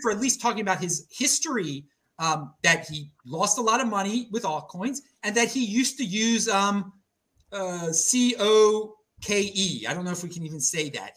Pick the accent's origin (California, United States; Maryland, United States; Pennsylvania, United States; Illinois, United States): Maryland, United States; Baltimore; moved away; I'm from the Northeast. I'm from Baltimore